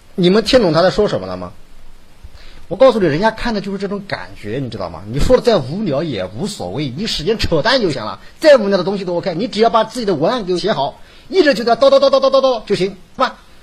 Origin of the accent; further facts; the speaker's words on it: Hefei, Anhui, China; accent: Hefei dialect; 我们河北话